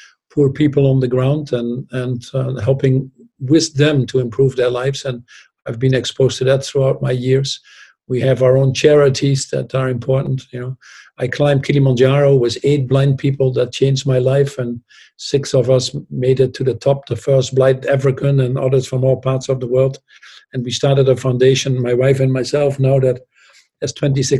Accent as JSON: {"language": "English", "country": "Netherlands", "tie": "born or raised there", "also_born_or_lived": "Newcastle", "moved": "as an adult", "said": "I was born in the Netherlands, I had a toilet at home"}